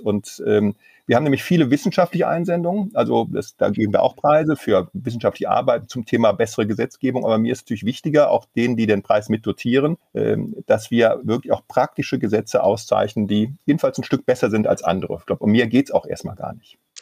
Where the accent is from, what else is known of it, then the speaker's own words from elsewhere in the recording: Mönchengladbach, North Rhine-Westphalia, Germany; in einer großen Kanzlei in meiner Heimatstadt, die auf Baurecht spezialisiert ist.